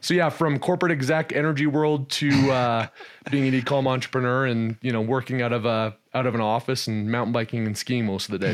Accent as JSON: {"language": "English", "country": "Canada", "tie": "born or raised there", "also_born_or_lived": "Texas, United States", "moved": "as an adult", "said": "I was born and raised in Canada, spent some time in the energy space there. Then I moved down to Texas, where I spent north of a decade in Texas"}